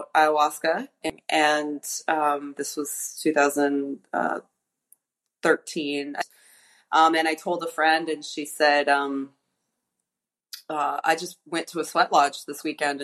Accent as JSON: {"language": "English", "town": "Los Angeles", "region": "California", "country": "United States", "tie": "born or raised there", "moved": "as an adult", "lives_now": "Puerto Vallarta, Mexico", "said": "I grew up in Los Angeles"}